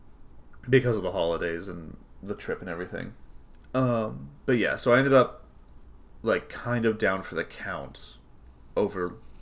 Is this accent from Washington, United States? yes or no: yes; Redmond, Washington, United States; I grew up in Redmond, Washington. There were maybe a half dozen Latino people.